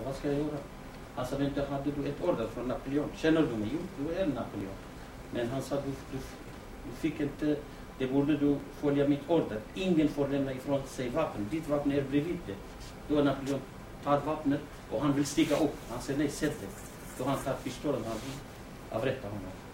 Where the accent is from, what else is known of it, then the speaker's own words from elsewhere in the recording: Rawanduz, Kurdistan Region, Iraq; Swedish is a second language; now in Eskilstuna, Sweden; jag är från Rawandus.